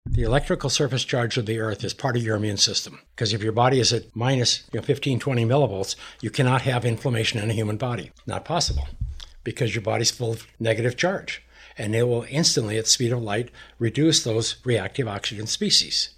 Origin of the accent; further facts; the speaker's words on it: Montana, United States; I'm a cowboy from Montana.